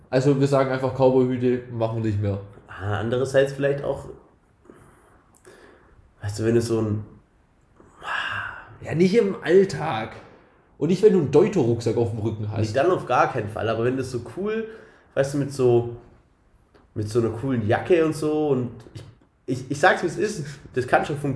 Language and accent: German; Germany; Ist da sind wir nicht so drin, wir sind Deutsche.